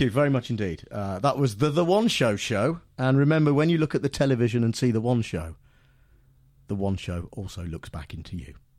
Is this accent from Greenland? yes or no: no; United Kingdom; being British